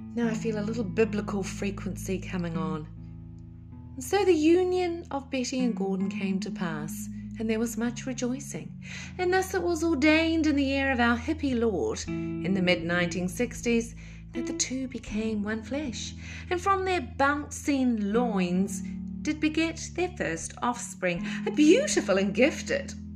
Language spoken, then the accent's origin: English; Auckland, New Zealand; moved away as an adult; I was raised in Auckland, New Zealand, by a Kiwi dad and a Welsh mother